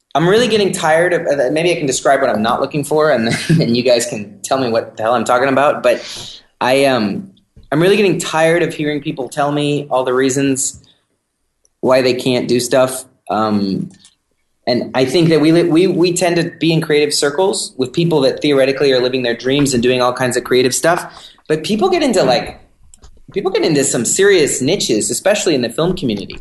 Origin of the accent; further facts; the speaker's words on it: San Francisco, California, United States; I'm from San Francisco